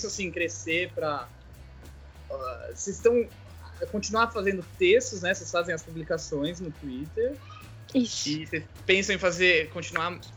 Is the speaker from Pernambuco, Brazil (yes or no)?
yes; Recife, Pernambuco, Brazil; Sou de Recife. Recife, Pernambuco.